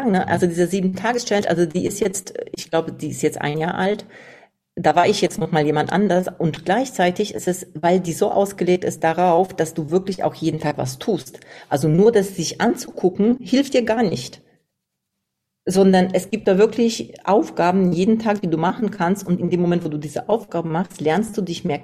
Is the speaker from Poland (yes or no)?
yes; Poland; Ja, ich komme aus Polen